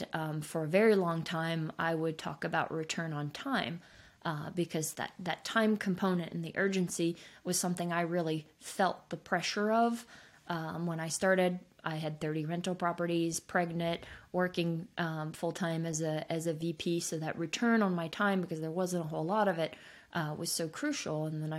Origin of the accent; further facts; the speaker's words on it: Switzerland; I grew up in Switzerland. I am fortunate enough to be a skier.